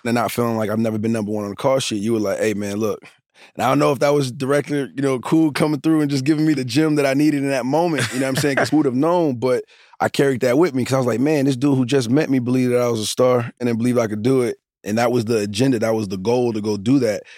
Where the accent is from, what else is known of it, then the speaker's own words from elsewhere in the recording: Newark, New Jersey, United States; I'm from Newark, you know, I'm from certain places